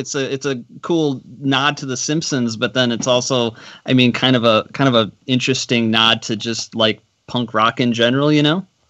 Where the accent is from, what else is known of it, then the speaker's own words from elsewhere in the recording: Madison, Wisconsin, United States; moved away; I'm from Madison originally